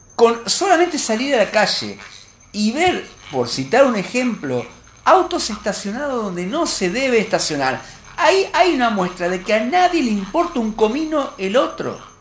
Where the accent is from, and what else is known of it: Argentina